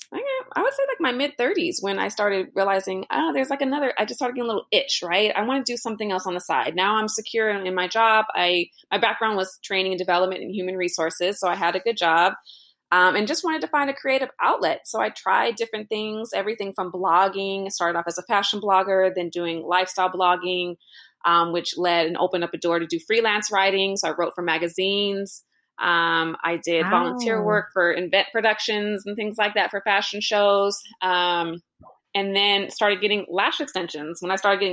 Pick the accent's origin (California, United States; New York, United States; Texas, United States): California, United States; Los Angeles; I'm born and raised in Los Angeles, so it's obviously a busy city. Grew up